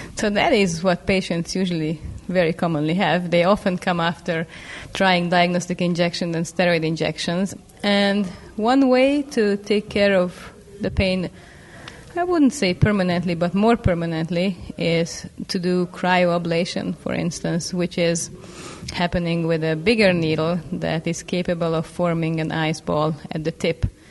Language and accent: English; Budapest, Hungary; now in Seattle, United States; I'm a physician from Budapest, Hungary and I have been practicing at University of Washington in Seattle for the last six years